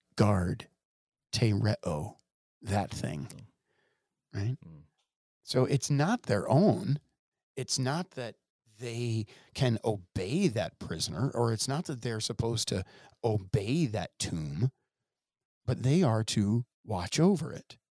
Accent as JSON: {"language": "English", "region": "Ohio", "country": "United States", "tie": "born or raised there", "moved": "yes", "lives_now": "Wisconsin, United States", "said": "I grew up in Ohio"}